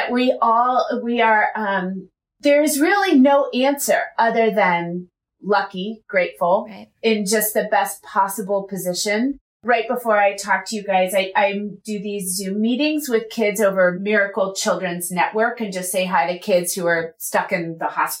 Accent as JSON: {"language": "English", "region": "West Virginia", "country": "United States", "moved": "yes", "lives_now": "California, United States", "said": "I am from West Virginia, and I live in California"}